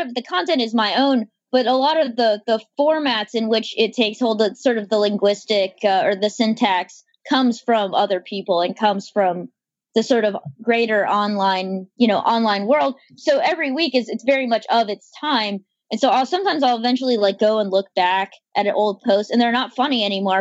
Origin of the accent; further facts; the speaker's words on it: North Carolina, United States; accent: Southern; also born or lived in Texas; now in Baltimore, United States; I was born in Texas. I grew up in North Carolina.